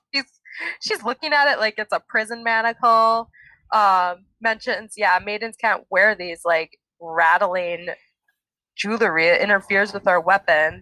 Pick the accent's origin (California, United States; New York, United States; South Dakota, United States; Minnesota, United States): Minnesota, United States; growing up in Minnesota